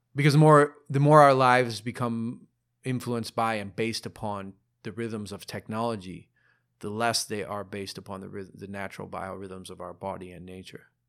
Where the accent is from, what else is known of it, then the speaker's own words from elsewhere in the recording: Ohio, United States; I'm a dude from Ohio.